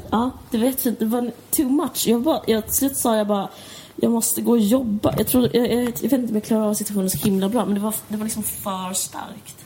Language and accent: Swedish; Stockholm, Stockholm County, Sweden; jag kommer från Akalla